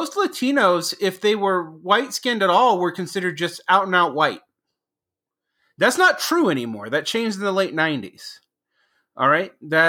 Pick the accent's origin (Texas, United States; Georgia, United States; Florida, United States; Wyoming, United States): Georgia, United States; moved away as an adult; also born or lived in Mexico / Egypt / Asia; When I was growing up in the South in the 1980s, I'm originally from Georgia